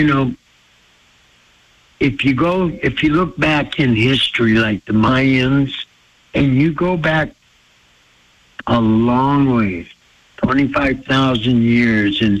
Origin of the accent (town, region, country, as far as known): Blackfeet Reservation, Montana, United States; born or raised there